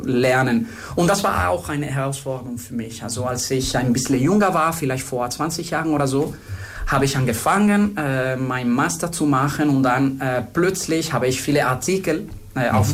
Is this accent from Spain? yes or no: yes; Spain; German is a second language; moved away as an adult; also born or lived in France / Germany / Luxor, Egypt; also ich bin Spanier. Äh, ich sage immer, dass ich in Spanien geboren bin